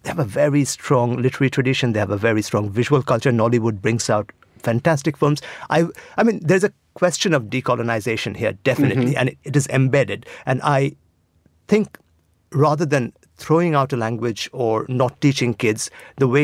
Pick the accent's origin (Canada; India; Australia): India; Assam; I was from Assam